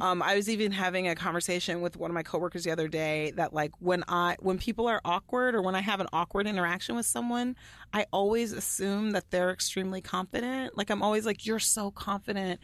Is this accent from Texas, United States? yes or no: yes; Allen, Texas, United States; where I grew up in Allen, Texas